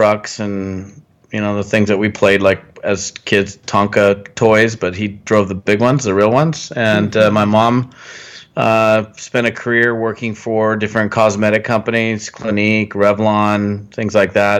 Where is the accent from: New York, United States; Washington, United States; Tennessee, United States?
Washington, United States; I was born up in Washington State in the Pacific Northwest